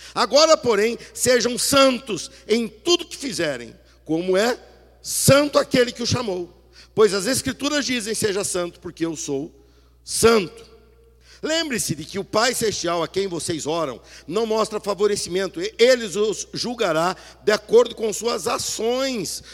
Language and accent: Portuguese; Brazil; nós nos portamos como brasileiros